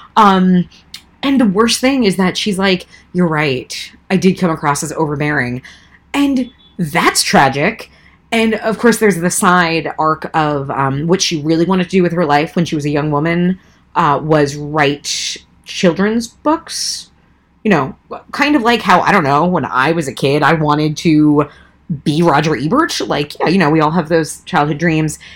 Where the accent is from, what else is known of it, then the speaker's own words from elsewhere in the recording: Long Island, New York, United States; I'm a New Yorker, born and born and raised in Long Island